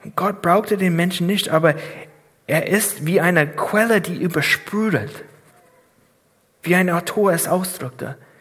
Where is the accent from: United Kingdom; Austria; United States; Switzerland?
United States; German is a second language; moved away as an adult; now in Germany; Ich bin Amerikaner von Geburt